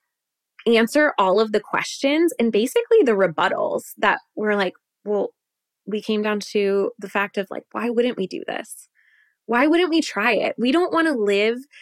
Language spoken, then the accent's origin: English; Wisconsin, United States; moved away as an adult; we were born and raised in Wisconsin